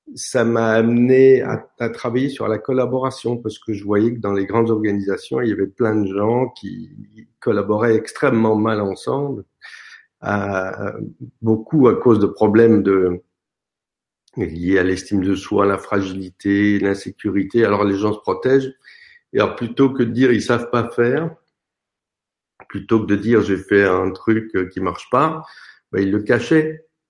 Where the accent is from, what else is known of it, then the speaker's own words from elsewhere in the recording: France; je suis français